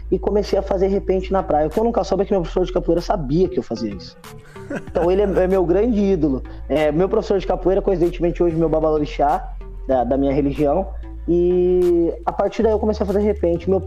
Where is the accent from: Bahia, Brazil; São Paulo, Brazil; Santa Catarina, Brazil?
São Paulo, Brazil; Ubatuba; also born or lived in Lorena; Eu sou nascido em Lorena, Vale, Vale é Zica, e eu fui para Ubatuba bem novo.